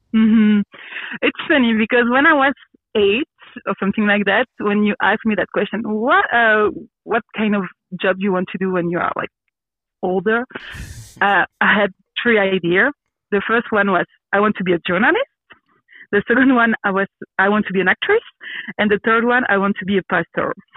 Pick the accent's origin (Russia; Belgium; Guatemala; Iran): Belgium; English is a second language; also born or lived in Brussels / Quebec / Grenoble; Yes, I grew up in Belgium. Um, uh, I'm born in Brussels, so the capital of the country. Mm-hmm. Uh, but I grew up in a small village with my family